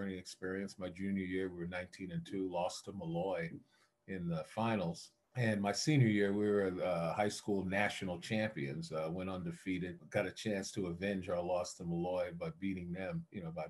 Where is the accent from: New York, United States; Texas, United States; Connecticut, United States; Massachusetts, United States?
New York, United States; New York City; also born or lived in Queens, New York; growing up in Brooklyn and the projects in East New York, and then moving to Queens